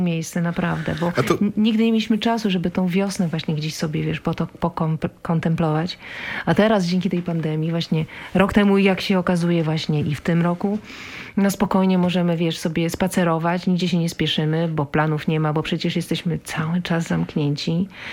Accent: Warsaw, Masovian Voivodeship, Poland; Ja jestem warszawianka

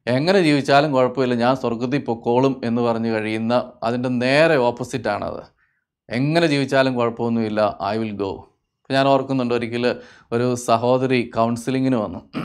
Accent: Kerala, India

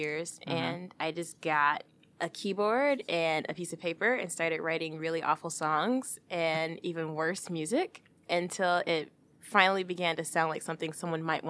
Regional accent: Detroit, Michigan, United States; now in Novi, United States; I am originally from Detroit, mm-hmm. Born and raised

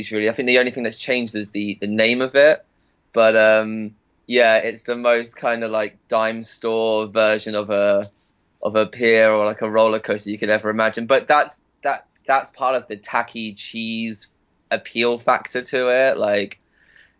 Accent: Southwick, South East England, United Kingdom; I was born and I grew up in Southwick, which is a wee town just about 20 minutes down on the train from Brighton

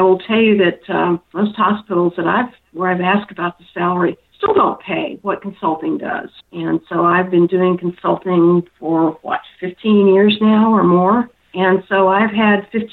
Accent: North Carolina, United States; moved away; I'm originally from North Carolina.

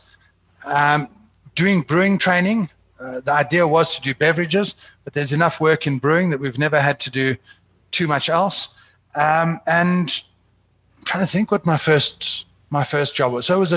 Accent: South Africa; as a South African

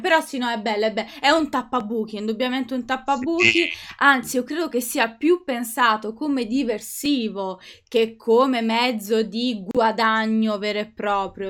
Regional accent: Italy; sono, sono, italiana

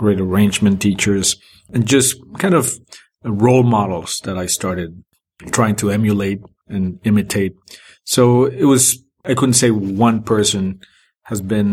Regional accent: Mexico City, Mexico; moved away as an adult; also born or lived in Boston; all my formative years were in Mexico since I was born until I was 21

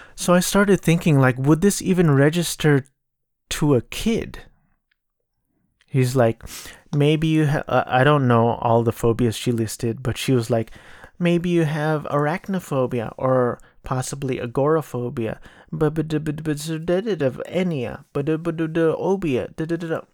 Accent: Southern California, United States; I grew up in Southern California

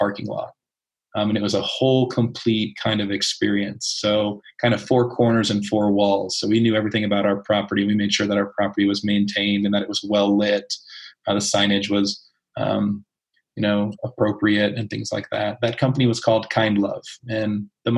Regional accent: East Coast, United States; I grew up on the East Coast in a state that didn't really allow that.

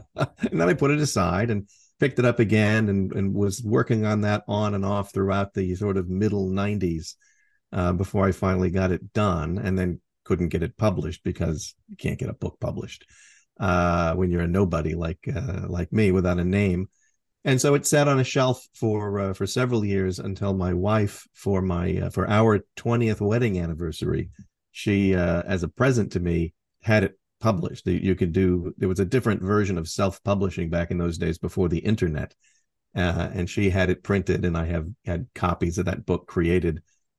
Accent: Port Angeles, Washington, United States; Oh, back in my hometown of Port Angeles, Washington.

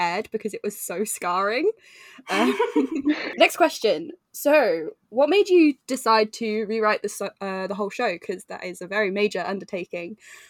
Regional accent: England, United Kingdom; I grew up in England

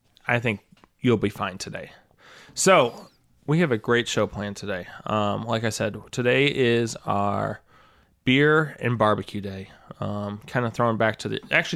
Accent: St. Louis, Missouri, United States; we're all from St. Louis

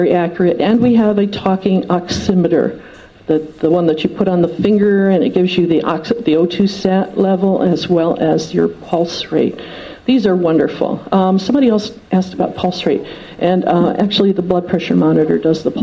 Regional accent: outside of Detroit, Michigan, United States; I grew up outside of Detroit

